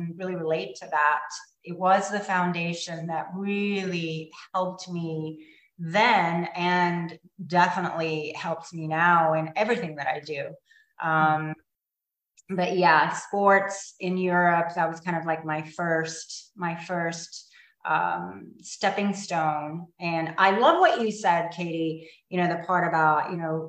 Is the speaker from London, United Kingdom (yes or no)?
yes; London, United Kingdom; also born or lived in Italy; now in United States; I grew up in London, England, Italy, traveled a lot